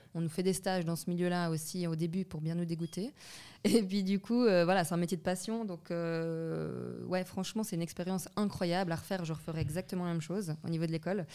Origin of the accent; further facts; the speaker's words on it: Vaud, Switzerland; also born or lived in Belgium / Wiesbaden, Germany; je suis originaire de Belgique euh, où j'ai grandi là-bas jusqu'à l'âge de 6 ans. Et puis après, je suis venue ici avec euh, mes parents et puis ma petite sœur. J'ai fait euh, mes études donc dans le canton de Vaud